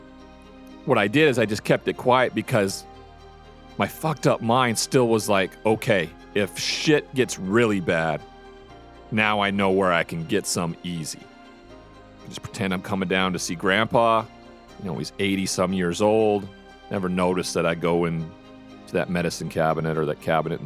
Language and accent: English; Montana, United States; moved away as an adult; my hometown